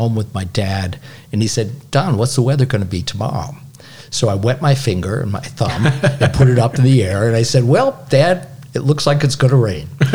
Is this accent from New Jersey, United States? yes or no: no; Binghamton, New York, United States; From Binghamton. Yeah. Family is all from West Central New York State